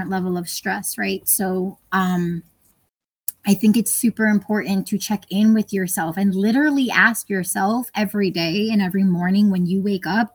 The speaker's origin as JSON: {"language": "English", "town": "New York City", "region": "New York", "country": "United States", "tie": "born or raised there", "moved": "as an adult", "said": "I grew up in New York"}